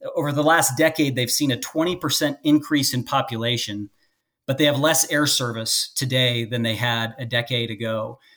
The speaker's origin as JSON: {"language": "English", "town": "Las Vegas", "region": "Nevada", "country": "United States", "tie": "born or raised there", "also_born_or_lived": "Phoenix", "said": "Allegiant, which is in my hometown of Las Vegas, where I was born and raised."}